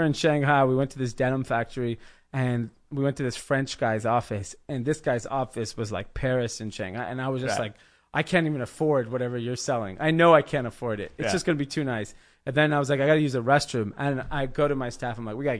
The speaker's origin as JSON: {"language": "English", "country": "India", "said": "I'm not opposed to that. I'm from India. Like, you know, we know what that's like."}